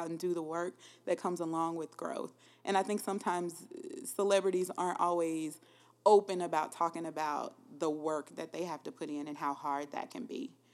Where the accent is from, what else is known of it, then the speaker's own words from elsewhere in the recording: Louisiana, United States; moved away as an adult; also born or lived in Minnesota; now in Columbia, United States; I am from Louisiana, Schuldrant, Louisiana